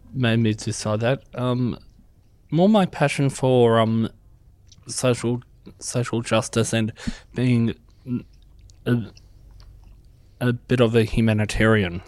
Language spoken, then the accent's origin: English; Bega, New South Wales, Australia; also born or lived in Canberra, Australian Capital Territory; now in Merimbula, Australia; I actually grew up in Bega, but I was brought up in Canberra